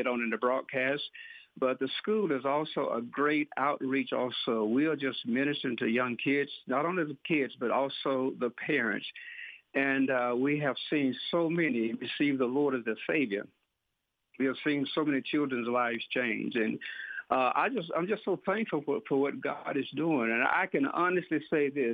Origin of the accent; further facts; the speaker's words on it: Pearl, Mississippi, United States; moved away as an adult; now in Indianola, United States; I was born in Rankin County, Pearl, Mississippi, and I grew up there, raised by a godly family